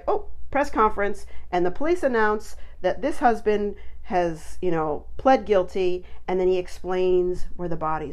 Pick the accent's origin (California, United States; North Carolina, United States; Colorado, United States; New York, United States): Colorado, United States; I grew up in Colorado